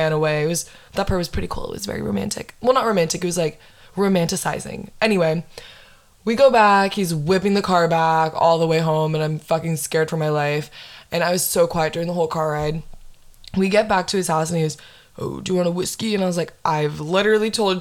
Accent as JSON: {"language": "English", "town": "Windermere", "region": "Florida", "country": "United States", "said": "I'm from Windermere"}